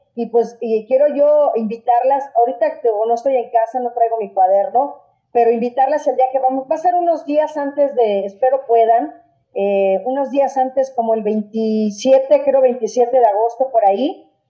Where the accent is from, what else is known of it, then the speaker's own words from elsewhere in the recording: Mexico; nosotros como mexicanos